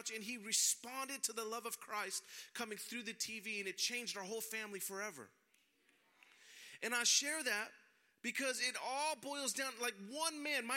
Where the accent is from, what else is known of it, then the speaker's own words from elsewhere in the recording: San Francisco, California, United States; I was born and raised in San Francisco. I'm a native